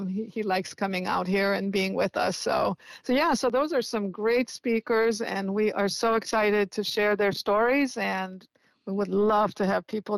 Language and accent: English; Indiana, United States; now in San Francisco, United States; I was a little child, you know, living in Indiana